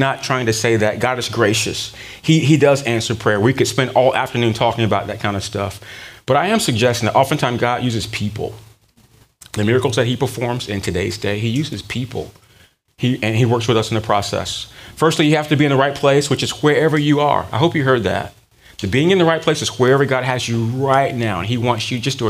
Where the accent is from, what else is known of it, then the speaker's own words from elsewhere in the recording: Durham, North Carolina, United States; growing up in Durham, North Carolina.